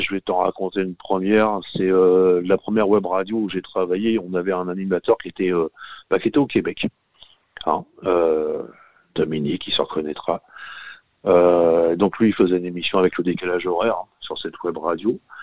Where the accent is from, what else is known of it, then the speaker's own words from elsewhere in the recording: Normandy, France; de chez moi en Normandie